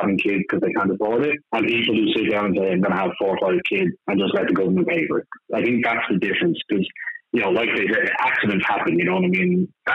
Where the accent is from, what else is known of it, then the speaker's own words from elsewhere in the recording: Dublin, Leinster, Ireland; I'm not from a rich area. I'm from Blanche, one of the rough parts of Blanche